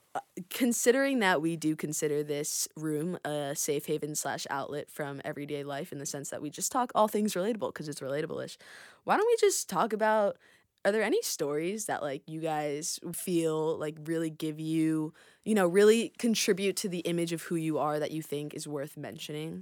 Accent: Rye, New York, United States; I'm from Rye, New York

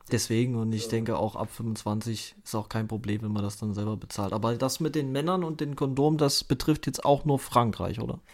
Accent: Thuringia, Germany; ich komme ja aus Thüringen

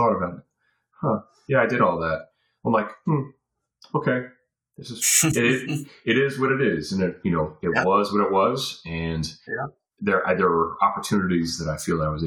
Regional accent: Virginia Beach, Virginia, United States; moved away as an adult; also born or lived in Fayetteville, North Carolina / Colorado / Europe; now in Florida, United States; I call Virginia Beach home. I went to elementary school, middle school, high school in Virginia Beach, Virginia. I was born in Fayetteville, North Carolina, and I was in North Carolina until I was 10

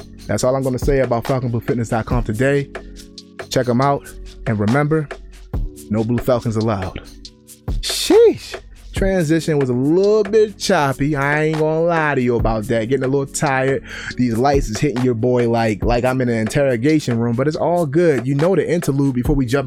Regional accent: Baltimore, Maryland, United States; moved away; growing up in Baltimore

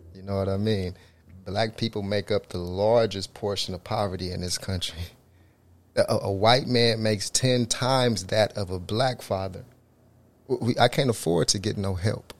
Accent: Tulsa, Oklahoma, United States; I'm originally from Tulsa, Oklahoma, north side of Tulsa

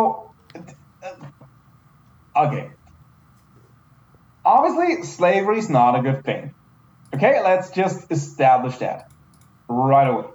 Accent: near Munich, Bavaria, Germany; English is a second language; moved away; I'm from Germany

